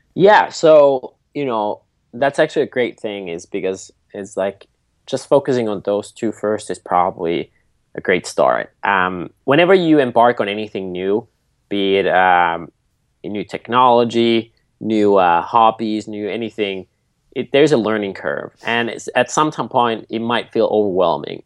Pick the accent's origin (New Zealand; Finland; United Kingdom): Finland; Nokia, Pirkanmaa; So I grew up in Finland at our family farm.